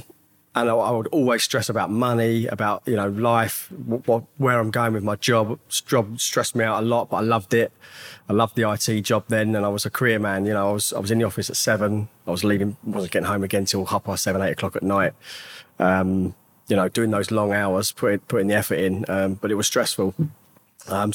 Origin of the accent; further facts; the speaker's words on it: Hemel Hempstead, East of England, United Kingdom; I grew up in Hemel Hempstead. Born and raised there